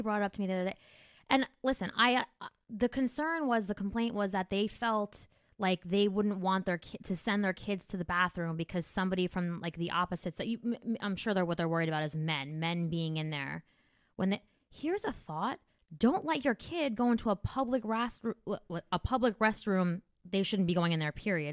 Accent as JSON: {"language": "English", "region": "New Jersey", "country": "United States", "said": "I'm from Jersey"}